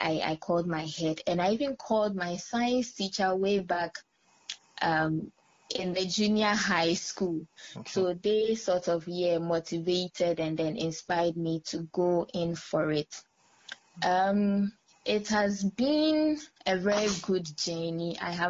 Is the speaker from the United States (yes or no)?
no; Nigeria; also born or lived in Nandom, Ghana; I come from the Upper West region of Ghana, Nandom to be precise. However, I was born and raised in Nigeria.